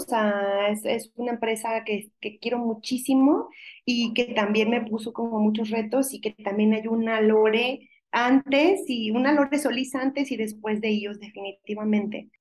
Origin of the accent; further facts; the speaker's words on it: Mexico; como buena mexicana